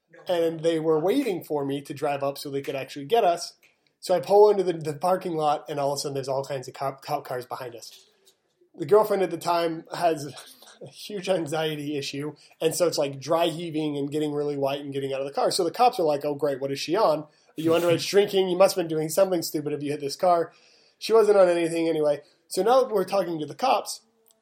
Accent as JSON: {"language": "English", "region": "Utah", "country": "United States", "tie": "born or raised there", "also_born_or_lived": "Las Vegas / Arizona", "said": "We're from Utah"}